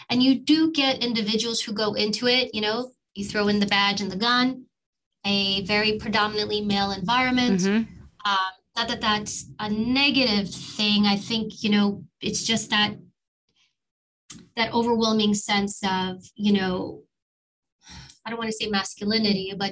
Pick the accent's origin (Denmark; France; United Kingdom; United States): United States; New York City, New York; I grew up in New York and we lived in actually in, Harlem. I was born in Harlem and immigrant family